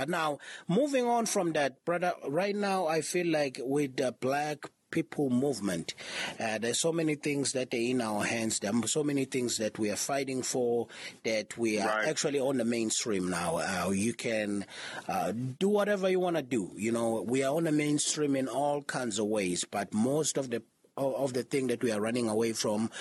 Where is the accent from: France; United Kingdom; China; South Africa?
South Africa; I'm from South Africa